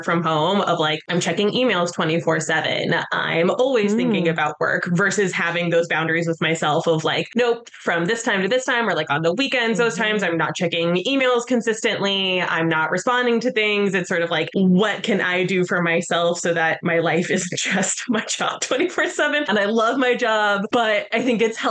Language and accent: English; Colorado, United States; now in New York City, United States; I'm originally from Colorado